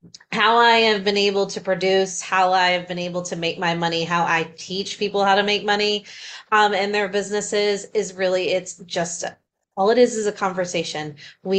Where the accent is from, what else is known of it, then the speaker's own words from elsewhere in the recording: Ashburn, Virginia, United States; Yeah, so I am from Ashburn, Virginia. It's about 45 minutes southwest out of DC. So I'm East Coaster.